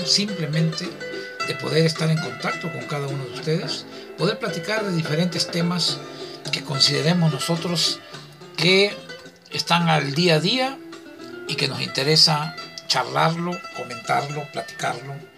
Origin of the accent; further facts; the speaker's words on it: southern Veracruz, Mexico; soy del sur de Veracruz, que Veracruz, muy orgullosamente